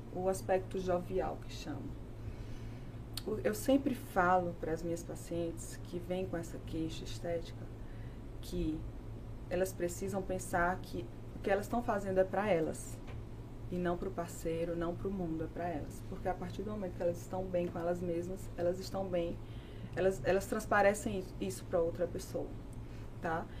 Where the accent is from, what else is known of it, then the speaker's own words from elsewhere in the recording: Tabira, Pernambuco, Brazil; moved away as an adult; also born or lived in Recife; now in São Paulo, Brazil; eu sou pernambucana, eu moro aqui em São Paulo há cinco anos já